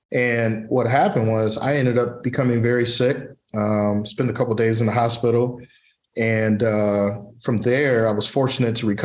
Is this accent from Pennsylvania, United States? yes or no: no; Pontiac, Michigan, United States; I was born and raised in Pontiac, Michigan